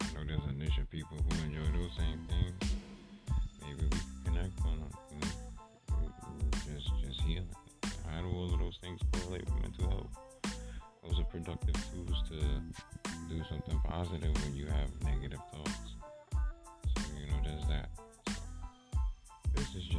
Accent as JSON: {"language": "English", "town": "New York City", "region": "New York", "country": "United States", "said": "I'm originally from Brooklyn, Bed-Stuy"}